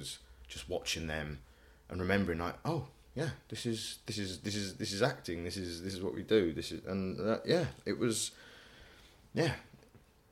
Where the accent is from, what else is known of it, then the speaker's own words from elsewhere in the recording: Essex, East of England, United Kingdom; I'm not real EastEnder. I'm from Essex